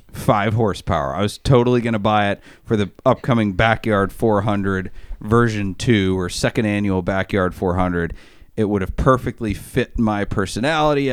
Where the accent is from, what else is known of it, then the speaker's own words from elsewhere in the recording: Maine, United States; I'm from Maine